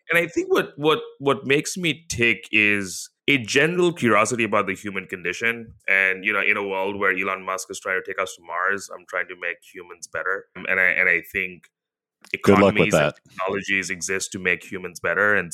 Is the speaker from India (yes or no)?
yes; India; now in Singapore; So I grew up in India, she grew up in the Philippines, but she's American, I'm Singaporean.